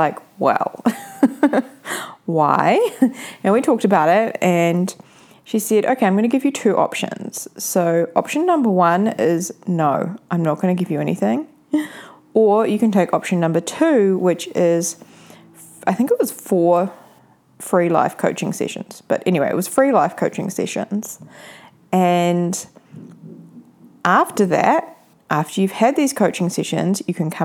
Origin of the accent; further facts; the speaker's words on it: New Zealand; I will be in New Zealand, back in my hometown.